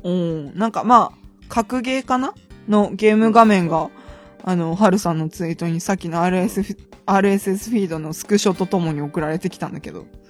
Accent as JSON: {"language": "Japanese", "region": "Akita", "country": "Japan", "tie": "born or raised there", "moved": "as an adult", "lives_now": "Tokyo, Japan"}